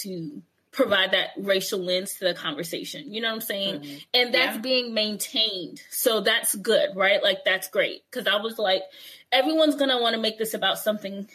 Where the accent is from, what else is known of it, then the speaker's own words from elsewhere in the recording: New York City, New York, United States; Growing up in New York